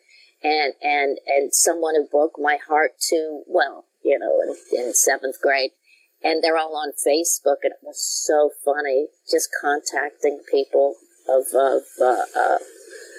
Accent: Denver, Colorado, United States; moved away; also born or lived in Brooklyn, New York; I grew up in Denver, Colorado, which I thought was the biggest metropolis in the whole world

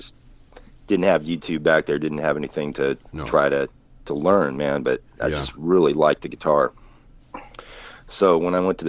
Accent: Colorado, United States; moved away as an adult; also born or lived in Hollywood; I grew up in Colorado and lived in between being up in the mountains and back down in Denver.

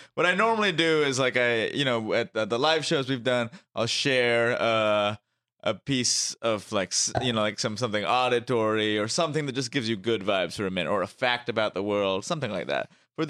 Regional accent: Mumbai, Maharashtra, India; moved away; I grew up in India.

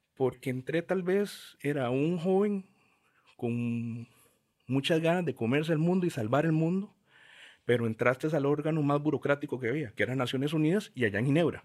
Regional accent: Montes de Oca and Curridabat, San José, Costa Rica; Crecí en Montes de Oca y Curriabat

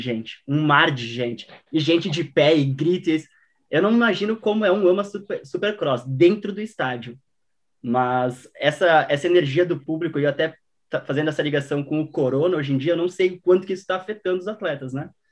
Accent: Rio Grande do Sul, Brazil; eu sou do Rio Grande do Sul

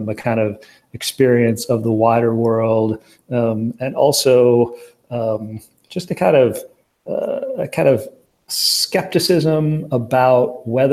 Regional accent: Racine, Wisconsin, United States; I grew up in Wisconsin, and the town that Racine, the city that I'm from

